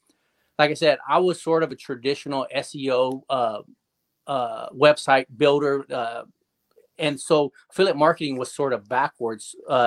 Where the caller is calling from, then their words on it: Wichita, Kansas, United States; Wichita, Kansas, USA, right in the middle of the country.